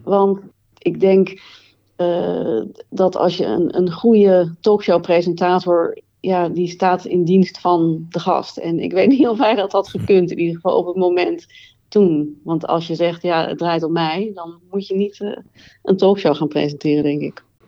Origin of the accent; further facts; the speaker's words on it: Het Gooi, North Holland, Netherlands; ik ben opgegroeid in het Gooi